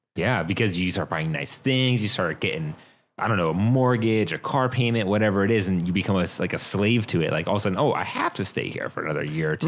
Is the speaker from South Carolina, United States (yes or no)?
no; Virginia, United States; I'm from Virginia. Yeah, man, born and raised, grew up in Virginia